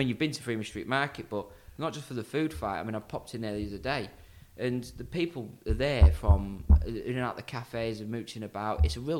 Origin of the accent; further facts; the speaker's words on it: Grimsby, Yorkshire and the Humber, United Kingdom; I'm from Grimsby.